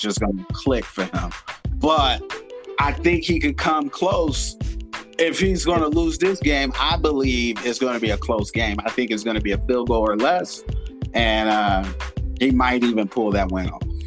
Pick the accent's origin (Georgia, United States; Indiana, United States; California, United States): Indiana, United States; now in Arizona, United States; I'm from Indiana, but I reside in Arizona